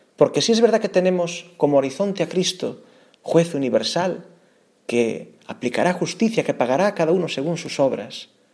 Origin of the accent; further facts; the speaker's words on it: Galicia, Spain; Aun siendo yo gallego